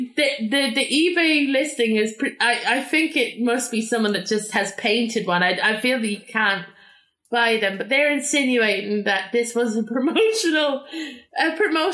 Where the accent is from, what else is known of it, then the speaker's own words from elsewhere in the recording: Ireland; I'm from Ireland.